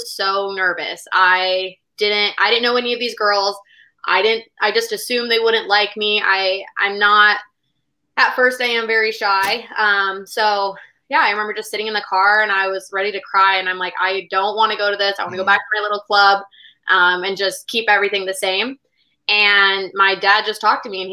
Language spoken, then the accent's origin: English; San Diego area, California, United States; I was just from this little club from my hometown